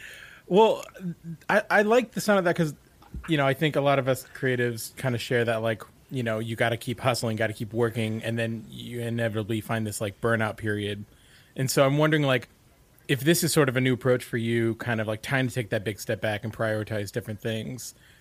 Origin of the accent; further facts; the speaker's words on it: Portland, Oregon, United States; I'm from Portland, Oregon too.